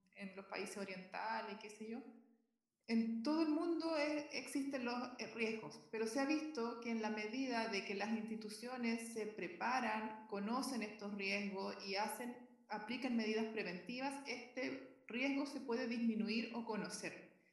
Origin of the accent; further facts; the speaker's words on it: Concepción, Biobío, Chile; moved away as an adult; now in Viña del Mar, Chile; vivo en Viña del Mar, pero nací en Concepción, así que soy sureña